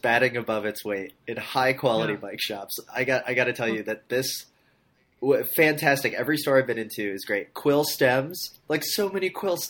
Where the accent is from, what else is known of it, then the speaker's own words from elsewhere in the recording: Orlando, Florida, United States; now in North Carolina, United States; I am in North Carolina, but without a doubt, I'm proud to say I'm from Orlando, Florida.